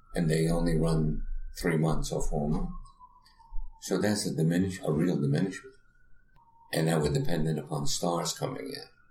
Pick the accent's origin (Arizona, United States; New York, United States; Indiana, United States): New York, United States; New York City; I grew up in the Bronx